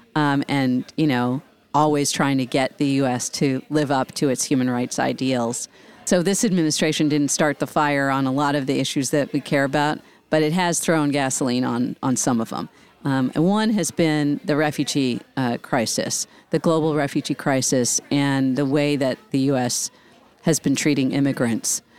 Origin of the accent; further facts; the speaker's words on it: Washington, District of Columbia, United States; It's in my hometown and, um, in D C